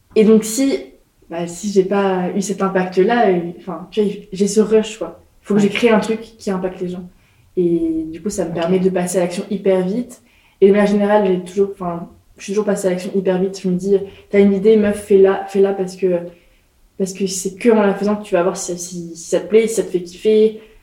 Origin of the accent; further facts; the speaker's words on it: Nantes, Pays de la Loire, France; moved away as an adult; also born or lived in Nancy; j'ai grandi à Nantes